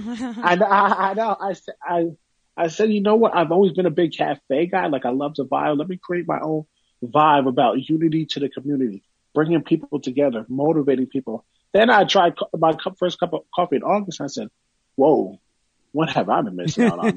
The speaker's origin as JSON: {"language": "English", "town": "Woodbridge", "region": "New Jersey", "country": "United States", "tie": "born or raised there", "said": "my hometown of Woodbridge, New Jersey"}